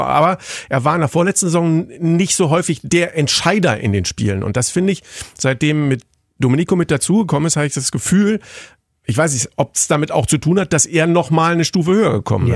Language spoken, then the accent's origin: German; Berlin, Germany; ich bin Berliner